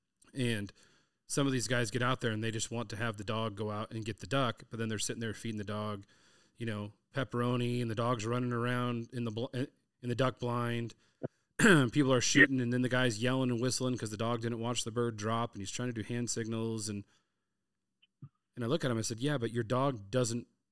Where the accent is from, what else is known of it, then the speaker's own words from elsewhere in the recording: Southern California, United States; I'm from Southern California